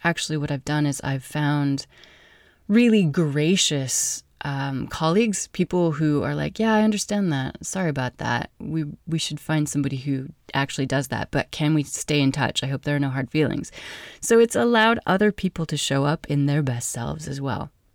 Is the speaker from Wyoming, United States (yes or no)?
yes; Wyoming, United States; I'm from Wyoming